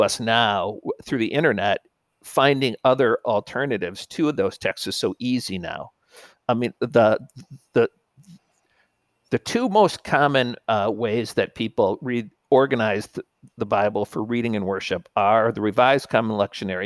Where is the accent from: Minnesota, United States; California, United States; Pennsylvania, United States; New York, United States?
Minnesota, United States; I'm from Minnesota